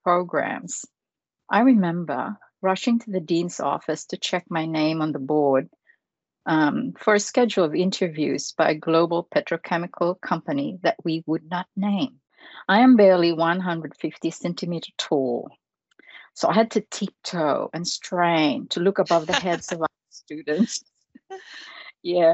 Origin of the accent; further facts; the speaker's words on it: Philippines; now in Australia; I was born in the Philippines